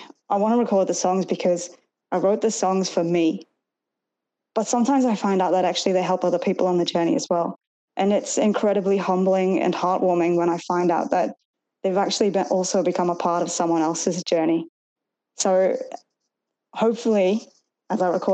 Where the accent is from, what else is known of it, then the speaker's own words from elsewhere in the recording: Chester-le-Street, North East England, United Kingdom; accent: Northern; moved away as an adult; now in Australia; my hometown in England, Chesterley Street